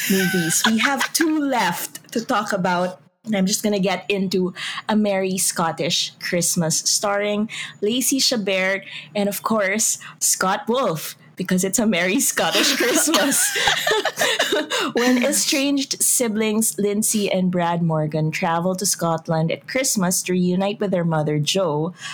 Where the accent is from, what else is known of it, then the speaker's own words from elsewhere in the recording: Philippines; heart as a Filipino.